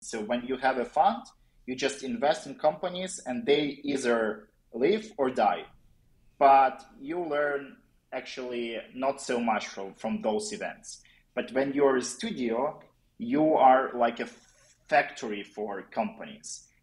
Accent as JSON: {"language": "English", "country": "Ukraine", "said": "I'm from Ukraine originally"}